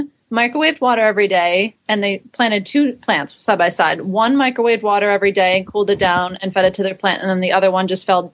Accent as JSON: {"language": "English", "region": "East Coast", "country": "United States", "tie": "born or raised there", "said": "I grew up on the East Coast, so everything bagels were kind of a norm"}